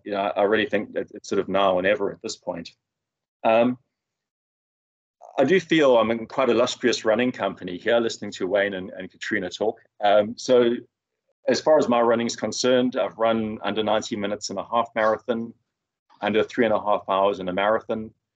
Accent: Durban, KwaZulu-Natal, South Africa; moved away as an adult; now in Perth, Australia; I grew up in Durban. I was one stage used to running on hills, but not so much now, living in Perth, which is generally quite a flat city.

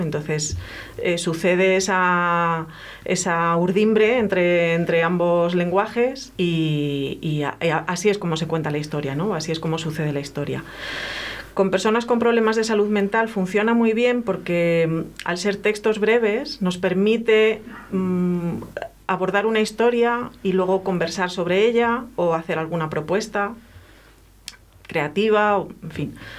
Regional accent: a town in Seville, Andalusia, Spain; Yo vivía en un pueblo en, Sevilla

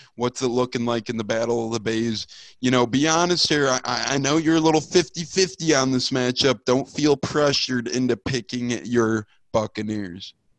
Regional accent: Chicago, Illinois, United States; I'm a Chicagoan.

